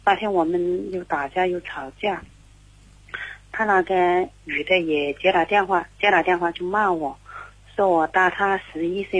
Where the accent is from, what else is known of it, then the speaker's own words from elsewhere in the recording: Zhaoqing, Guangdong, China; 我是嗯，广东肇庆的。